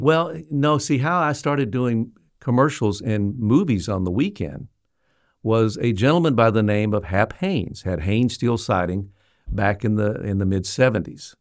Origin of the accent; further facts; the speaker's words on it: Little Rock, Arkansas, United States; I was from Little Rock.